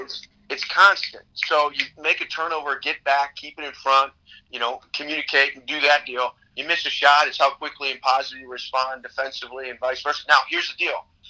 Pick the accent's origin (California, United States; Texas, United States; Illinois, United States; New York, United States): Illinois, United States; Chicago; I grew up in the Jordan era in Chicago